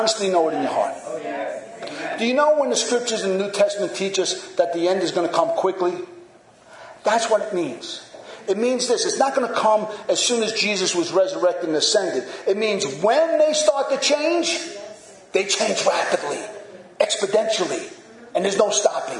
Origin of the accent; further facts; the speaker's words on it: United States; As American Christians